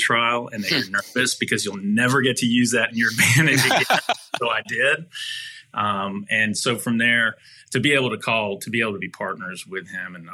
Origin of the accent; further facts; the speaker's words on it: Dallas, Texas, United States; I'm born and raised in Dallas, a fifth generation native Texan